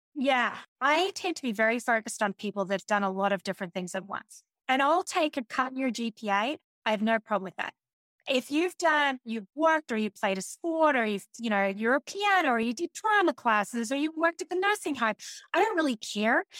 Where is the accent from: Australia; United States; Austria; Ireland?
Australia; being an Australian